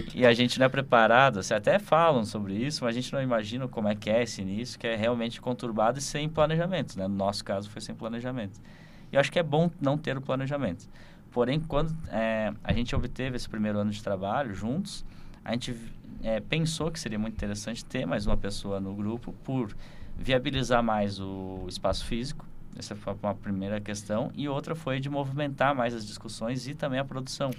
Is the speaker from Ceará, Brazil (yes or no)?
no; Rio do Sul, Santa Catarina, Brazil; uma cidade onde eu me criei, né? Que é Rio uhum. do Sul